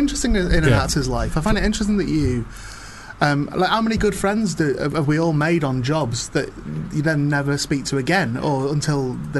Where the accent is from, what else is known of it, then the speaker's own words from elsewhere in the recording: the Northwest, North West England, United Kingdom; because I was from the Northwest.